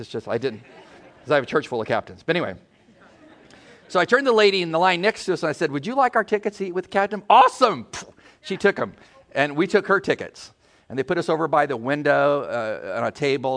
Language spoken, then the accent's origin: English; San Diego, California, United States; moved away; We're from San Diego.